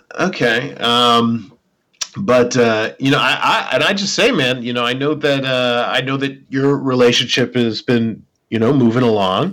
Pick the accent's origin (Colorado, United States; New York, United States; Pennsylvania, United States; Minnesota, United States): Minnesota, United States; we're both from Minnesota